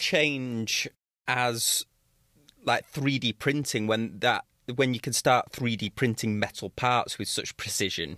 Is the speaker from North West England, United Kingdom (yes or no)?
yes; Manchester, North West England, United Kingdom; my hometown of Manche, my home city of Manchester